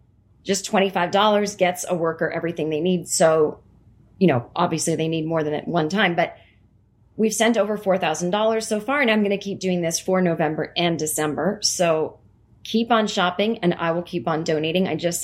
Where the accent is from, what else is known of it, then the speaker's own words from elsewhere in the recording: Vermont, United States; also born or lived in other state; I grew up in Vermont, so even though I lived in this other state for almost 6 years, running into celebrities still really not on my radar.